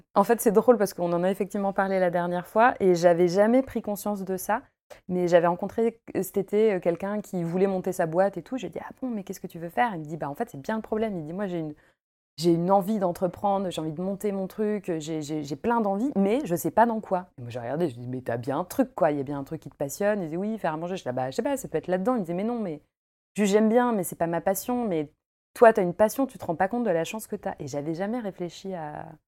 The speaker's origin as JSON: {"language": "French", "town": "Paris", "region": "Île-de-France", "country": "France", "tie": "born or raised there", "moved": "as an adult", "lives_now": "Lyon, France", "said": "je viens de Paris. Je suis une vraie parisienne pure souche, mais ça fait une dizaine d'années que je me suis installée à Lyon"}